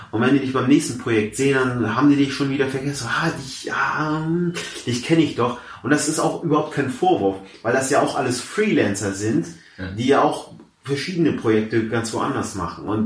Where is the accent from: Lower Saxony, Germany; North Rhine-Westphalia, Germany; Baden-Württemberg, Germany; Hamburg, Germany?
Hamburg, Germany; born there; Also ich, wie gesagt, ich bin äh, äh in, ich bin in Hamburg geboren. Ich bin jetzt äh, 27 Jahre alt, studiere aktuell noch an der äh, Uni zu Köln